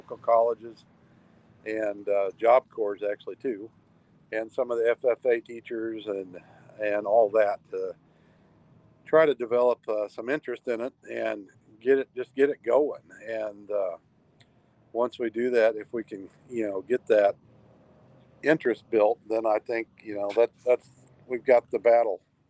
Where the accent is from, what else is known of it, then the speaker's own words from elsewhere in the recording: Kansas City, Missouri, United States; now in Alaska, United States; I'm born and raised in Kansas City